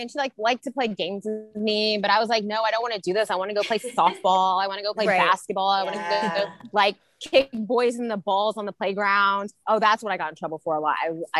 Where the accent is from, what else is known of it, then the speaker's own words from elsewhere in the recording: Centralia, Illinois, United States; Centralia, Illinois. So, very small town.